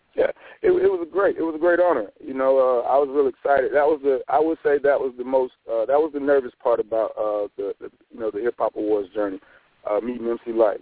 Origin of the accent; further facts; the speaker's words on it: Douglas, Georgia, United States; My hometown, which is Douglas, Georgia.